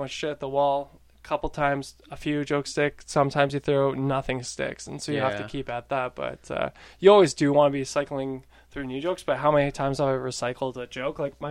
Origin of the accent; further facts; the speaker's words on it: Winnipeg, Manitoba, Canada; I was a kid from Winnipeg